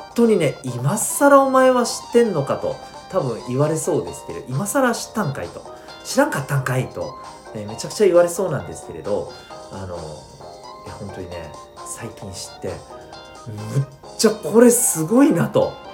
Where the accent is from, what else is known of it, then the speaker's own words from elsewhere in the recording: Okinawa, Japan; 沖縄生まれを、えー、沖縄育ち